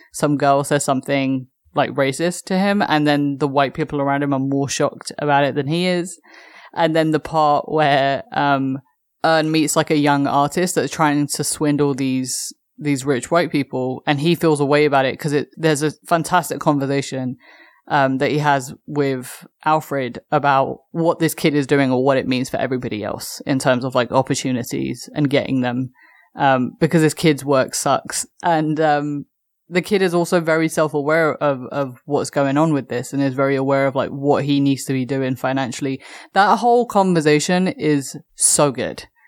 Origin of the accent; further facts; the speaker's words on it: London, United Kingdom; as a Londoner